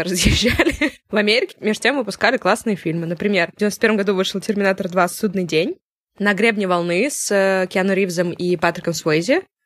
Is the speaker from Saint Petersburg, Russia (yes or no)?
yes; Saint Petersburg, Russia; в загранпаспорте написано место рождения Ленинград